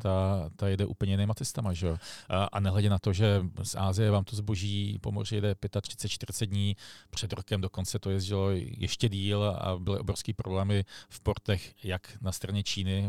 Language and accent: Czech; Prague, Czechia; já jsem sice z Prahy